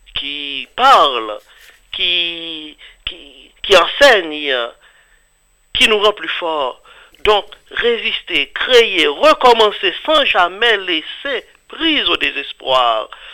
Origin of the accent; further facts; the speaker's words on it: Haiti; je suis haïtien d'origine